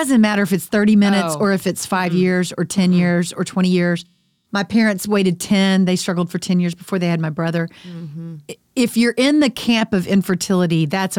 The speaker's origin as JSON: {"language": "English", "town": "Dallas", "region": "Texas", "country": "United States", "tie": "born or raised there", "said": "I grew up in the Dallas area, too."}